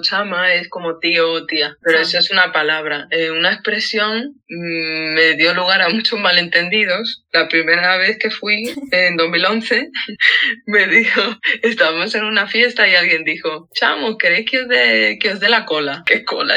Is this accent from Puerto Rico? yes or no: no; Madrid, Community of Madrid, Spain; sobre todo en el puente, que es de donde soy yo, que son las casas bajas. Yo siempre he, vivido en una casa baja con patio